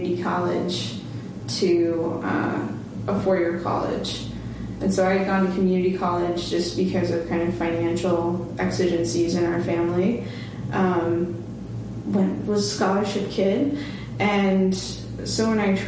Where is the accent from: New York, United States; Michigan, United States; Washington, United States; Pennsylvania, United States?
Washington, United States; moved away as an adult; also born or lived in Tulsa, Oklahoma; now in Hartford, United States; My mom's family in Washington, where I was growing up